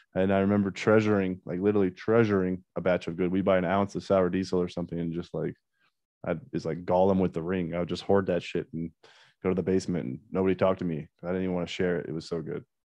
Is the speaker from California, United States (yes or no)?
no; Colorado, United States; also born or lived in Iowa / Missoula, Montana; I was born in Iowa, but uh, I moved to Colorado at like kindergarten, so I consider myself a Colorado kid.